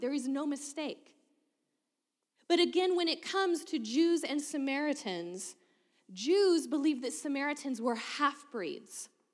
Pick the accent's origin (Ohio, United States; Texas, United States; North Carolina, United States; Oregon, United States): Oregon, United States; Keizer; I grew up in Kaiser, Oregon, nine seven three oh three